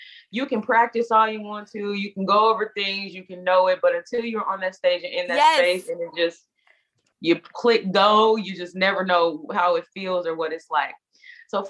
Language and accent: English; Indianapolis, Indiana, United States; moved away as an adult; also born or lived in Chicago, Illinois; now in New York, United States; I'm from Indianapolis, Indiana